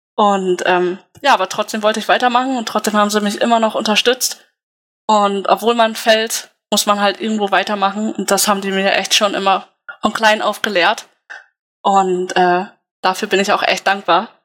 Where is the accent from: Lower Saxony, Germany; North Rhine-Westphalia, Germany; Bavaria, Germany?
Lower Saxony, Germany; Wildeshausen; Ich komme gebürtig aus Wildeshausen